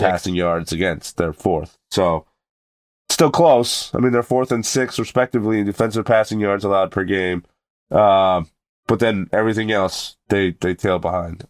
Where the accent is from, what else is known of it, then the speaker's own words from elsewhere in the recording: New England, United States; we're all from New England